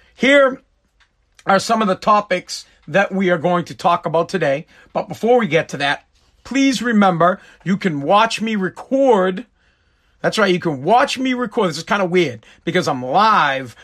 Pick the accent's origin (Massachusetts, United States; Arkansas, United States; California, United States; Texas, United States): Massachusetts, United States; I am from Massachusetts.